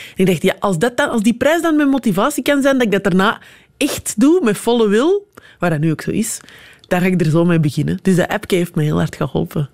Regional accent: Antwerp, Flanders, Belgium; En als ik zeg Antwerpen

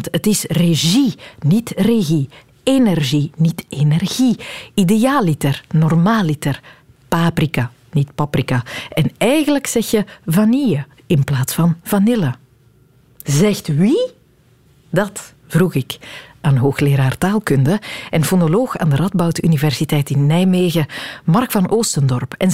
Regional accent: West Flanders, Belgium; Ik ben West-Vlaamse van origine en eh, ik struikel af en toe nog eens over gees en haas, zeker als er veel na elkaar komen.

